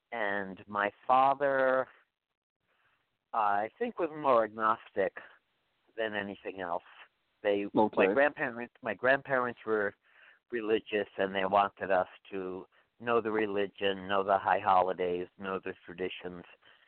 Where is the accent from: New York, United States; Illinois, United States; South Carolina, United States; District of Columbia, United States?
New York, United States; New York City; moved away as an adult; I was born in Staten Island, New York, the one borough that most people don't know about.